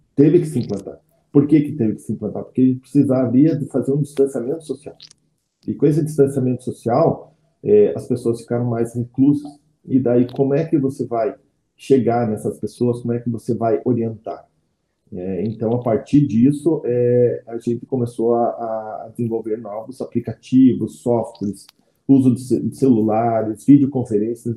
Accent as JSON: {"language": "Portuguese", "town": "Campo Largo", "region": "Paraná", "country": "Brazil", "tie": "born or raised there", "said": "Nasci em Campo Largo, cidade metropolitana de Curitiba. Me criei lá"}